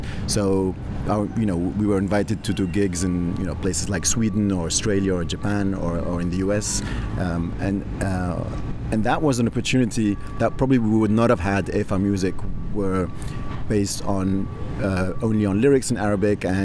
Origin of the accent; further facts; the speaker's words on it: Tunisia; I'm of Tunisian origin. I grew up in Tunisia